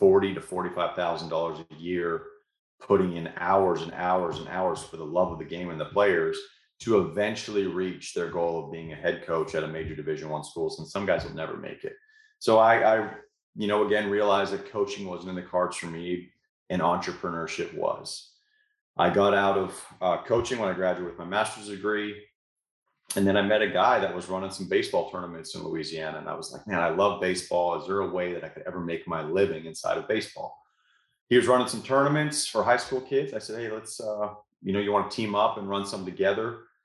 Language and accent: English; Canada; moved away as an adult; now in United States; I came here from Canada back in 2004 to play college baseball in Shreveport.